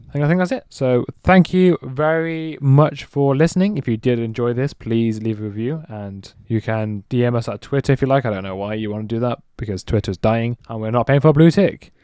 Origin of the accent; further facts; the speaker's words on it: England, United Kingdom; Just because I'm English